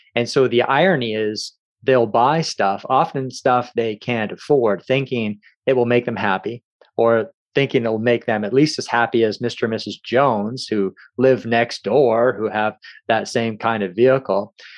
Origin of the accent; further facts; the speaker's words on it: Kamloops, British Columbia, Canada; also born or lived in Victoria, British Columbia / Courtenay, British Columbia / Campbell River, British Columbia; I grew up in Kamloops